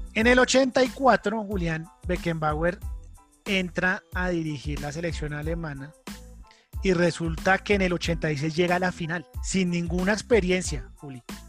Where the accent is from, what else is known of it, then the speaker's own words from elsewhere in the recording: Colombia; nosotros somos colombianos